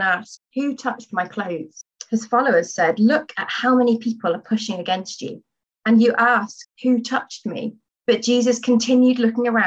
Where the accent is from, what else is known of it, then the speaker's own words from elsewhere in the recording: Stafford, West Midlands, United Kingdom; moved away as an adult; also born or lived in Southampton; I'm originally from Stafford, so I'm from Birmingham Diocese, born and bred